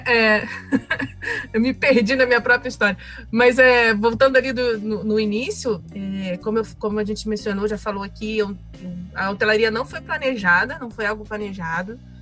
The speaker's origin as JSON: {"language": "Portuguese", "region": "Rio de Janeiro", "country": "Brazil", "said": "eu sou do Rio, né? No Rio de Janeiro"}